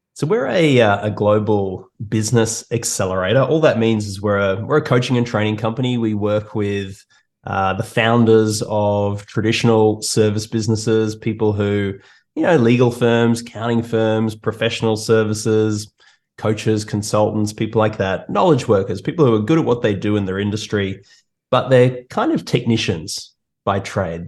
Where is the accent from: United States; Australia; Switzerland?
Australia; moved away as an adult; now in Toronto, Canada; as you can hear from my accent, I'm uh, I'm from Australia, and uh, I moved to Toronto about four or so years ago.